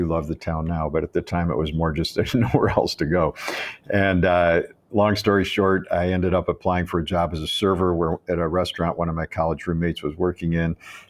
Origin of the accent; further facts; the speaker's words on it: Chicago, Illinois, United States; I came from Chicago to Ann Arbor to go to school at the University of Michigan.